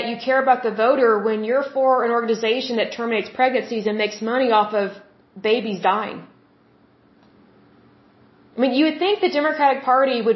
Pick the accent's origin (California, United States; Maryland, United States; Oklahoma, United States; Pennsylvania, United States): Oklahoma, United States; I'm from Oklahoma, which is the Bible Belt.